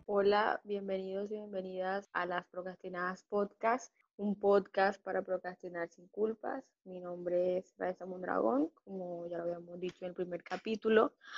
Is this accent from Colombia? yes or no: yes; Colombia; En países como el nuestro, como el colombiano